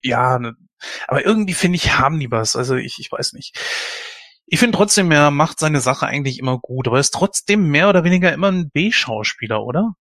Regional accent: Germany; bei uns in Deutschland

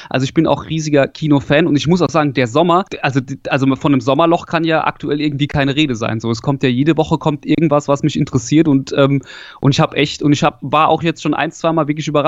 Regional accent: Hesse, Germany; Ich komme so aus der Nähe von äh, Darmstadt oder mittlerweile kann man ja sagen, Heppenheim kennt man ja wegen Vettel oder sowas. Das kennt man ja mittlerweile so. Also ich komme Südhessen.

